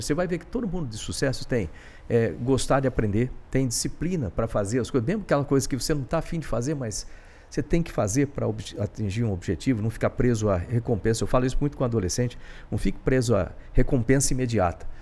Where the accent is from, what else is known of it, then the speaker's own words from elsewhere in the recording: Bauru, São Paulo, Brazil; moved away; eu sou de Bauru, interior de São Paulo, e meu pai, ele era servente de serviços gerais, do IBC